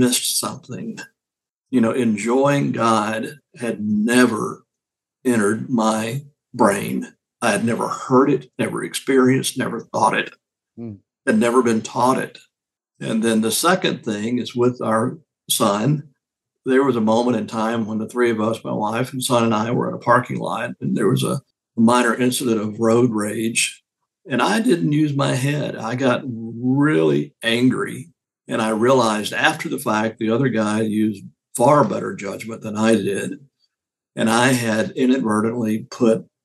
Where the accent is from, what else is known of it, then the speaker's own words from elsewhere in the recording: Deep South, United States; growing up in the Deep South